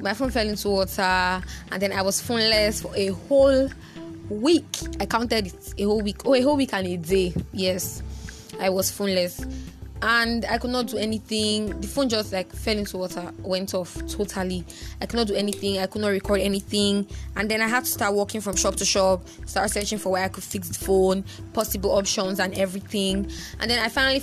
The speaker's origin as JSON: {"language": "English", "country": "Nigeria", "said": "I'm such a Nigerian"}